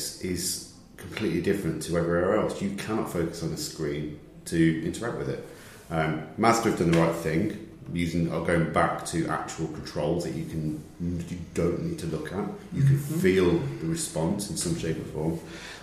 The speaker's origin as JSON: {"language": "English", "region": "the north of England", "country": "United Kingdom", "accent": "northern", "said": "listen to northerners and understand what we say"}